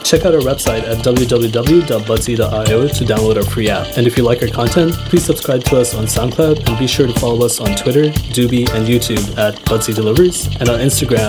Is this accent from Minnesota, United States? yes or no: no; Los Angeles, California, United States; we're from Los Angeles, California.